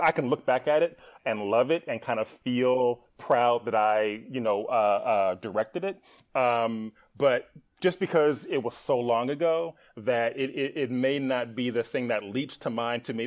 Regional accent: Milwaukee, Wisconsin, United States; moved away as an adult; also born or lived in Atlanta; I was born and raised in Milwaukee, Wisconsin

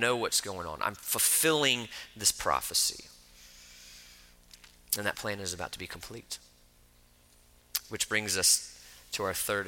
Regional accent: Florida, United States; I grew up in Florida

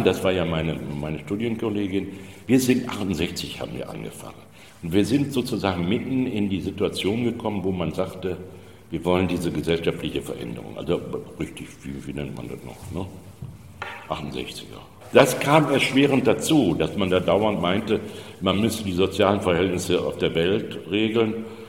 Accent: Germany; moved away; also born or lived in Düsseldorf; ich bin ja in Hessen Stadtwald groß geworden

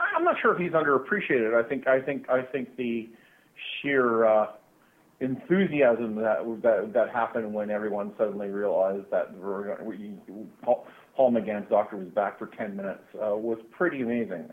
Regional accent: Canada; growing up in Canada

